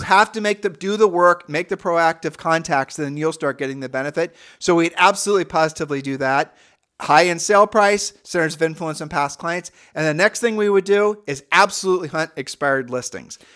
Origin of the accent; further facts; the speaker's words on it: Midwest, United States; we're from the Midwest